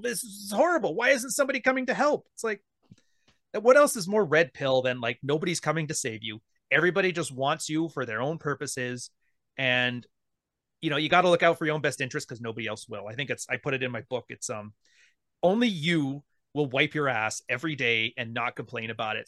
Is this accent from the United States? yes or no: no; Canada; I'm Canadian